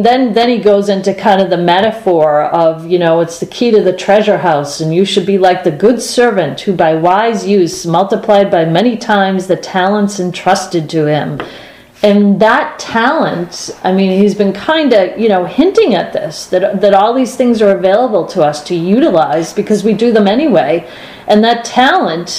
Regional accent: Boston, Massachusetts, United States; we're from Boston.

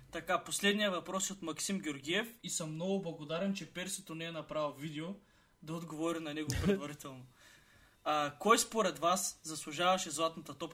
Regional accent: Targovishte, Targovishte Province, Bulgaria; търговище сме и двамата

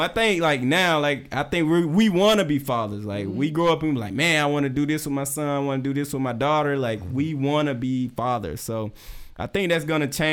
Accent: South Georgia, United States; I grew up in South Georgia

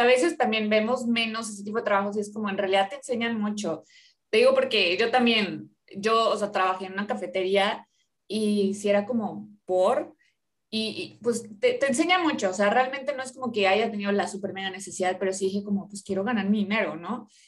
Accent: Orizaba, Veracruz, Mexico; now in Monterrey, Mexico; yo soy de Orizaba, yo soy de provincia

